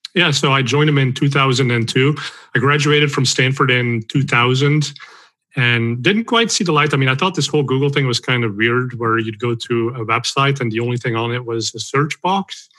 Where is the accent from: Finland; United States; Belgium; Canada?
Belgium; moved away; I'm originally from Belgium, so I speak Dutch